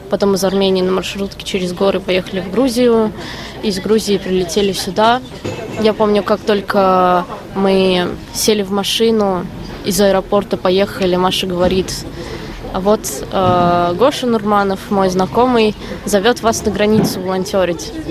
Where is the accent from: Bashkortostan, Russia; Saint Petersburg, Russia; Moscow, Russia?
Moscow, Russia; moved away as an adult; now in Warsaw, Poland; я из Москвы. Я приехала сюда в середине марта через э, Армению и Грузию.